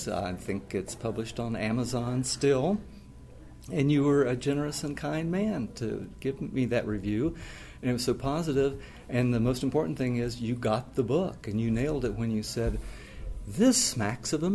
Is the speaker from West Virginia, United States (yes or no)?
yes; Princeton, West Virginia, United States; moved away as an adult; also born or lived in Dayton, Ohio; born and raised in Princeton, West Virginia